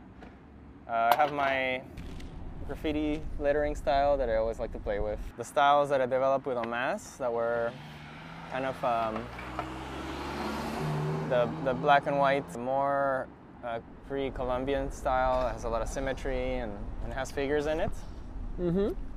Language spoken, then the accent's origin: English; Peru; now in Canada; growing up in Peru, going to the beach and not having any responsibilities, just being a kid